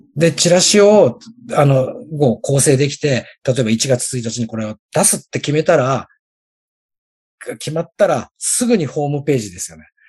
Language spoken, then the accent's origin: Japanese; Mishima, Shizuoka, Japan; 僕の地元だったら、三島市